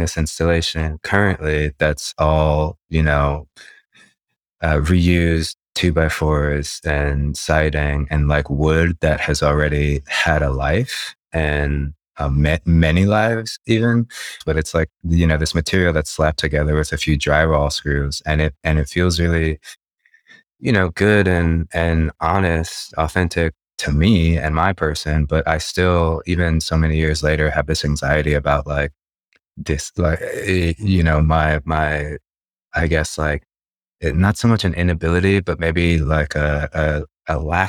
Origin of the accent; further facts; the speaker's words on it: Los Angeles, California, United States; born and raised in Los Angeles